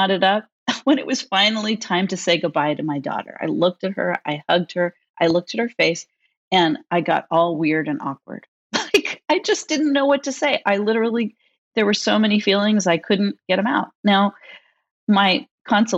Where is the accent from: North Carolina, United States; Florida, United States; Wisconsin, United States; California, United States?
California, United States; San Francisco Bay Area; I grew up in the San Francisco Bay Area